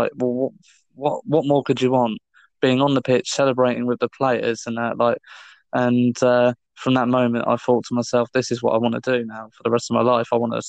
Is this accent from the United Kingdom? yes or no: yes; Hemel Hempstead, East of England, United Kingdom; So I was born in Hemel Hempstead, in my hometown where I still live now. So I was actually born here. I was born and raised, and I've lived here pretty much all my life, apart from when I've gone away to study.